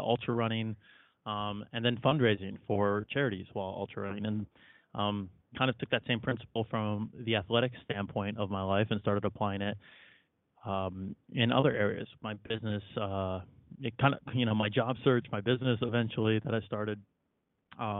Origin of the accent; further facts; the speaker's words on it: Chicago, Illinois, United States; So I grew up in Chicago, and I think every kid in Chicago that grew up there in the 90s is required to play basketball